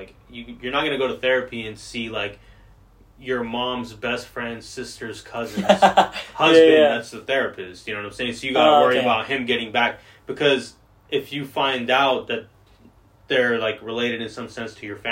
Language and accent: English; Georgia, United States; I grew up in Georgia